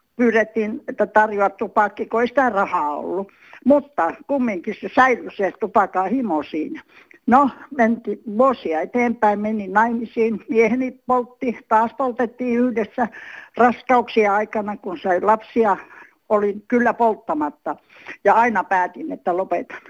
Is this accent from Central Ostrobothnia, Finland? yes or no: yes; Central Ostrobothnia, Finland; Olen Keski-Pohjanmaalta 45 syntynyt mummeli